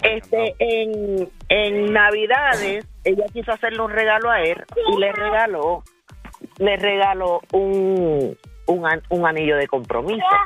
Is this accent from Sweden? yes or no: no; New York, United States; now in San Juan, Puerto Rico; yo soy nacida en Nueva York. Con mitad de familia dominicana y, mitad de familia